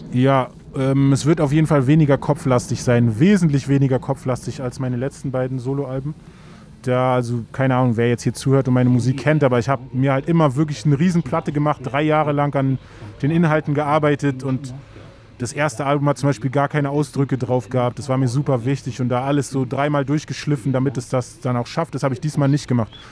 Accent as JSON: {"language": "German", "region": "Berlin", "country": "Germany", "tie": "born or raised there", "said": "da, wo ich aufgewachsen bin, war fast direkt an der Spree"}